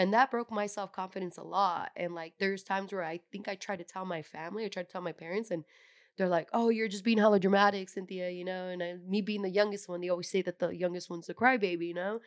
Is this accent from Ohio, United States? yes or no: no; San Jose, California, United States; I'm originally from San Jose, California. Um, I'm first generation here in the U S. My parents are from Mexico